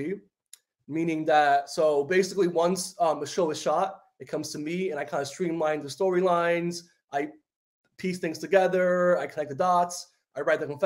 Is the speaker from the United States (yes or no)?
yes; New York City, New York, United States; first language Spanish; English is a second language; moved away as an adult; also born or lived in Dominican Republic / Washington Heights, New York City / Harlem, New York City; now in New Jersey, United States; I grew up in the Bronx